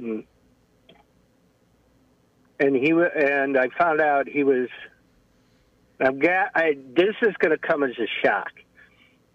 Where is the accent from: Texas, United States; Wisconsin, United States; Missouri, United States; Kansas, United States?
Wisconsin, United States; moved away; I'm originally from Wisconsin